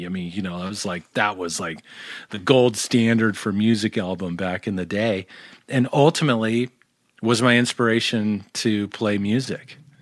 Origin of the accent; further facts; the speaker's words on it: Tustin, California, United States; also born or lived in North Hollywood, California; born in, born in North Hollywood and, and raised in Tustin, California